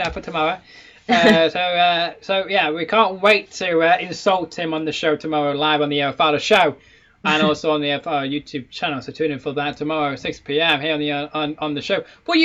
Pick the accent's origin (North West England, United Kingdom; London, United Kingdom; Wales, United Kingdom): North West England, United Kingdom; Manchester; I'm in my hometown.